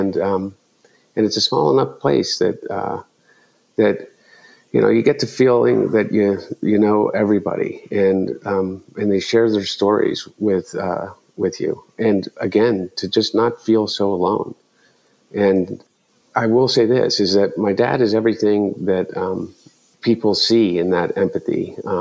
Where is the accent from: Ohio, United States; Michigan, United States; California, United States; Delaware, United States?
Delaware, United States; growing up in Delaware.